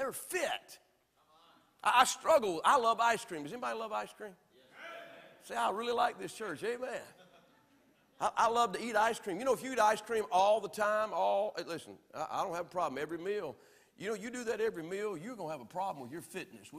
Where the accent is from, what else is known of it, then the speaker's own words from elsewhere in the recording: the South, United States; I'm from the South